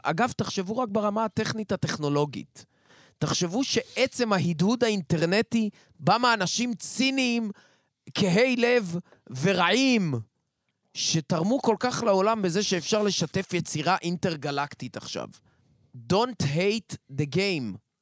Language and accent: Hebrew; Haifa, Haifa District, Israel; also born or lived in Kiryat Motzkin / Tel Aviv; now in Ness Ziona, Israel; נולדתי במוצקין, עברתי לחיפה. כמו כל חיפאי, קשרתי את גורלי עם תל אביב